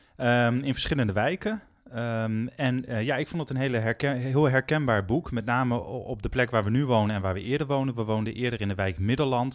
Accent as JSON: {"language": "Dutch", "region": "Groningen", "country": "Netherlands", "also_born_or_lived": "Rotterdam", "moved": "yes", "said": "ik kom oorspronkelijk uit Groningen"}